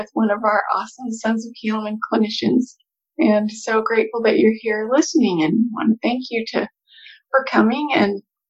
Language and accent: English; Nampa, Idaho, United States; I grew up in Nampa